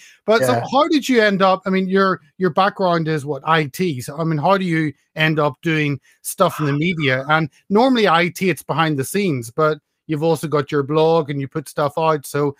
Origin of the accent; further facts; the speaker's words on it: Northern Ireland, United Kingdom; me growing up in Northern Ireland with all the troops there.